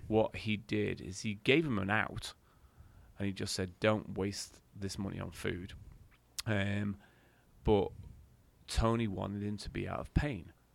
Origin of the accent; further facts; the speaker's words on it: England, United Kingdom; I'm English and proud